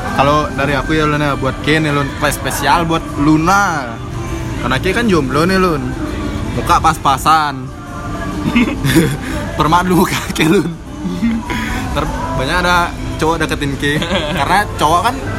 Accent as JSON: {"language": "Indonesian", "region": "Bali", "country": "Indonesia", "said": "kita sebagai orang Bali"}